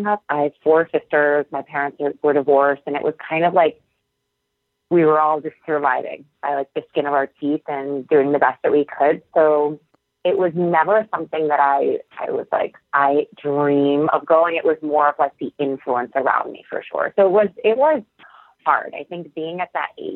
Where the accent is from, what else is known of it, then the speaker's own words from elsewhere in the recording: Syracuse, New York, United States; moved away as an adult; I am from Syracuse, New York, and I attended a community college right after high school, Onondaga Community College.